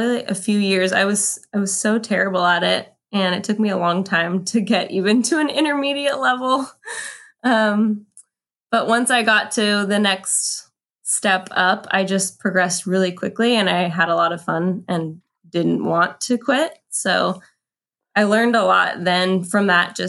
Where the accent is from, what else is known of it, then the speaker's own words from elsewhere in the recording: Ventura, California, United States; I grew up in Ventura, California, which is about equally between Santa Barbara and Los Angeles on the coast. I actually live in Ventura today.